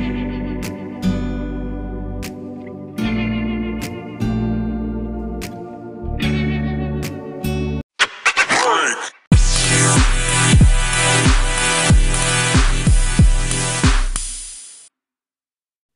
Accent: Columbus, Georgia, United States; I'm from Columbus, Georgia.

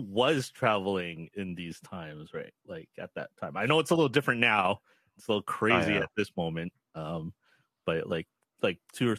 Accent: Canada; everyone really knows that we're from Canada.

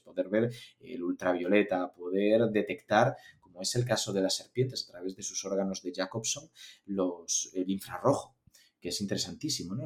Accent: Galicia, Spain; yo estudié en Galicia, yo soy gallego

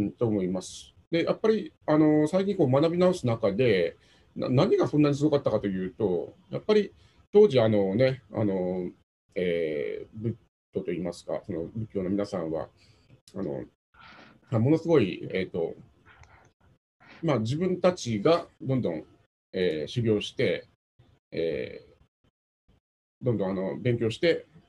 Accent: Satsuma, Kagoshima, Japan; うちは薩摩なので

